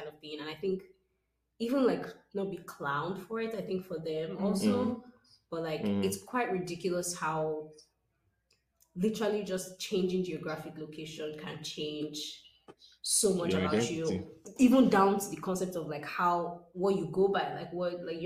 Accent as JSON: {"language": "English", "country": "Nigeria", "moved": "yes", "lives_now": "Austin, United States", "said": "we are Nigerian people"}